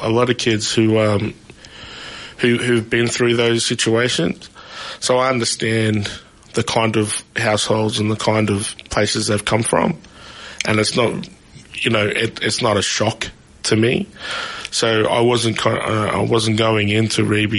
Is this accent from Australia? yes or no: yes; Shepparton, Victoria, Australia; I grew up in Shepparton